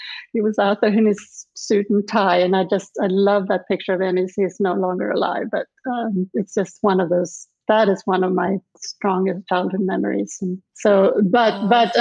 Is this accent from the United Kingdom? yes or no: no; Lund, Skåne, Sweden; English is a second language; moved away as an adult; now in Charlottesville, United States; where I grew up was outside of Lund, which is in the southern part of Sweden